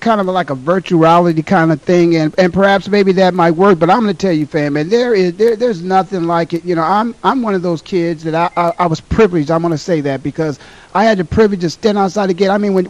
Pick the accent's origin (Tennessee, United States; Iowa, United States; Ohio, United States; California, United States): Ohio, United States; Canton; We're trying to put that together to broadcast live from Canton, Ohio, in the Pro Football Hall of Fame, my hometown.